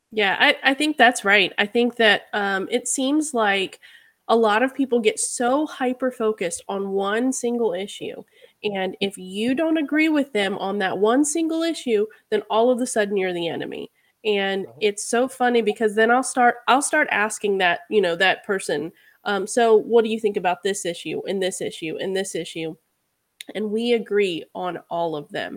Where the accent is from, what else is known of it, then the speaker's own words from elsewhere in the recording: Charlottesville, Virginia, United States; I was born and raised in Virginia